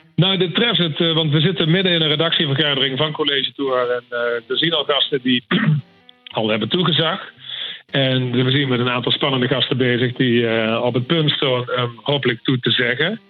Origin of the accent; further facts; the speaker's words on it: Limburg, Netherlands; accent: Venlo dialect mixed with Horst and Sevenum; moved away as an adult; now in Amsterdam, Netherlands; Ik kom uit Limburg